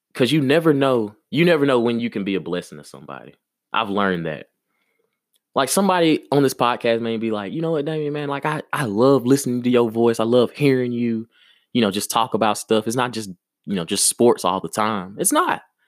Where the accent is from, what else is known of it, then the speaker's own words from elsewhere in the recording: Maplesville, Alabama, United States; moved away; also born or lived in Birmingham, Alabama; I'm from Maplesville, Alabama. Yes. That's exactly where I'm from. That's what made me